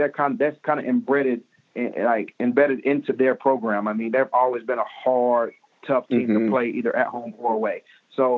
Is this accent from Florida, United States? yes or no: yes; Polk County, Florida, United States; moved away as an adult; also born or lived in Tallahassee, Florida / Pittsburgh / Buffalo / Orlando; I'm from Polk County